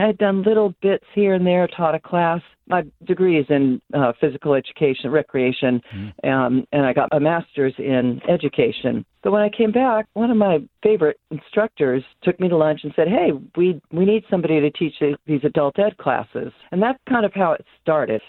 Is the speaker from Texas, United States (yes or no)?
no; Santa Barbara, California, United States; I'm born and raised in Santa Barbara